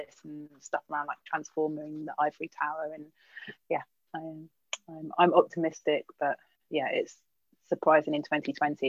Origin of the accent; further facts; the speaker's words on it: West Wales, United Kingdom; first language English; also born or lived in London; I was born in London, but moved to West Wales when I was quite young.